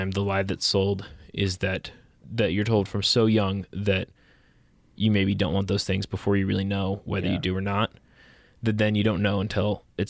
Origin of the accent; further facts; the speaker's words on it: New Jersey, United States; moved away as an adult; now in Savannah, United States; I grew up in Jersey